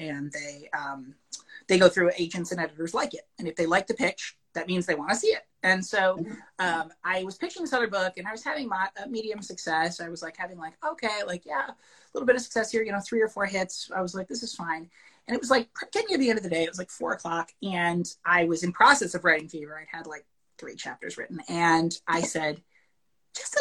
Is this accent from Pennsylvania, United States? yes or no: no; Madison, Connecticut, United States; I'm from Madison, Connecticut